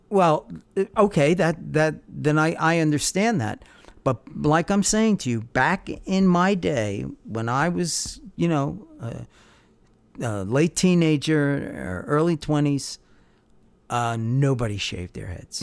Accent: Long Island, New York, United States; I was growing up on Long Island

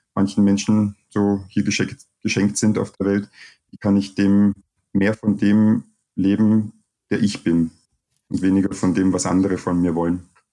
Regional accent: Vienna, Austria; also born or lived in Cottbus, Germany; ich komme aus Deutschland, bin aber nicht lange dort gewesen. Und meine Eltern sind dann nach Österreich gezogen, wo ich mhm. Jahre alt war und eigentlich die meiste Zeit meines Lebens hier in Wien aufgewachsen bin und mich als Österreicher erlebe

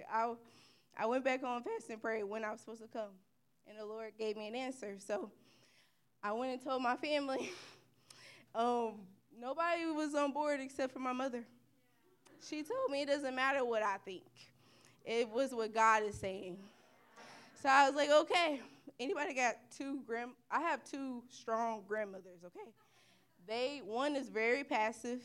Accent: Little Rock, Arkansas, United States; moved away as an adult; I am from Little Rock, Arkansas

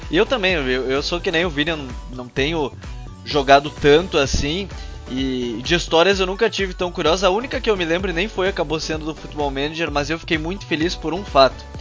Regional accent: Pará, Brazil; eu sou paraense

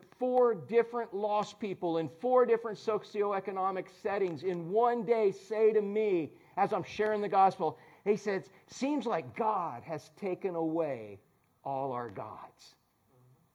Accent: Orlando, Florida, United States; we're from Orlando

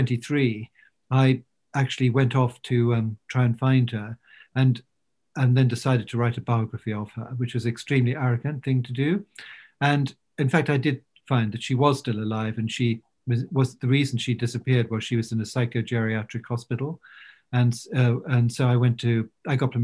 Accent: London, United Kingdom; also born or lived in Wiltshire; I was brought up partly in London and partly in Wiltshire.

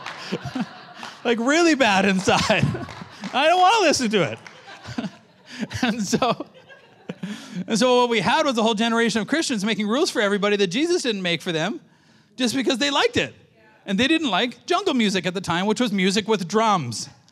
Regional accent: Canada; I'm a Canadian

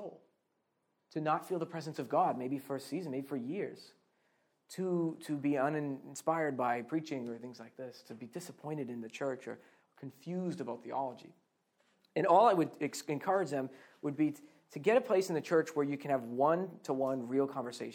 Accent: Boston, Massachusetts, United States; moved away as an adult; also born or lived in Scotland; I'm originally from Boston, Massachusetts

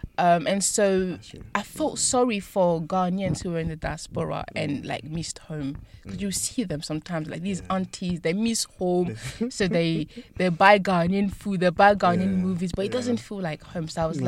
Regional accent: France; born there; And yeah, I was born in France.

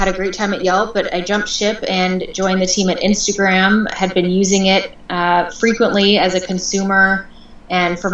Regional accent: Portland, Oregon, United States; moved away as an adult; also born or lived in Seattle / Los Angeles; I was born and raised in Portland, Oregon

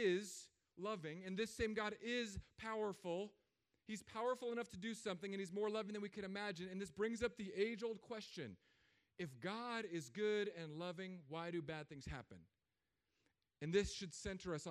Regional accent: California, United States; moved away as an adult; now in Florida, United States; I'm from California

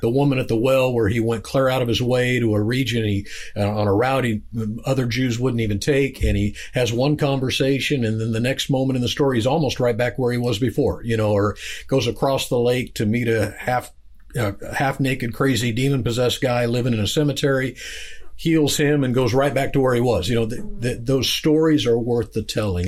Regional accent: Kansas, United States; I'm from Kansas.

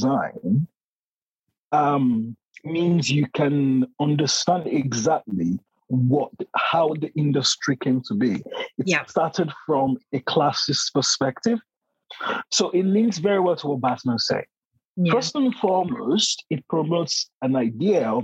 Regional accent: Nigeria; moved away as an adult; now in London, United Kingdom; Growing up in Nigeria, being socialized in the Nigerian context in a predominantly Black society

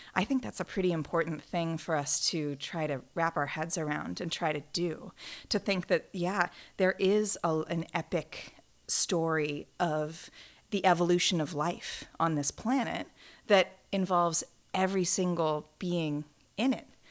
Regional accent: St. Louis, Missouri, United States; Saint Louis, Missouri

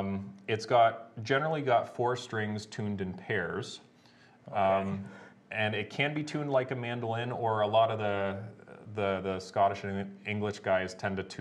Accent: Goderich, Ontario, Canada; I'm from Goderich, Ontario. So I have a shop there in Goderich.

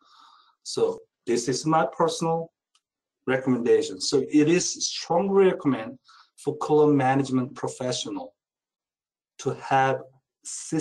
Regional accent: South Korea; now in United States; I'm originally from Korea

